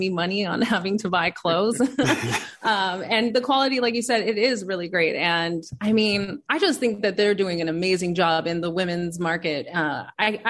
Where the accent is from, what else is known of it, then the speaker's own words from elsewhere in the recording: Inglewood, California, United States; also born or lived in Orange County, California; I grew up in Inglewood and then I also grew up in Orange County. But I preferred Inglewood better